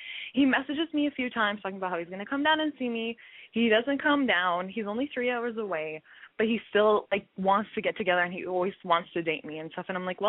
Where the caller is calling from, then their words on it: Edmonton, Alberta, Canada; I'm 21, and I'm calling from Edmonton, Alberta, Canada.